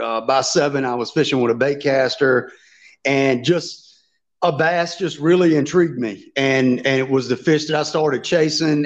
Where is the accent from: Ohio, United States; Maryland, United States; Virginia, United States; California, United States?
Virginia, United States; I've lived in Virginia all my life